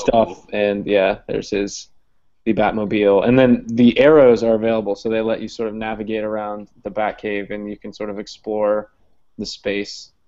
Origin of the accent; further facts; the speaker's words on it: Columbus, Ohio, United States; now in Hampton, Virginia, United States; I'm originally from Columbus, Ohio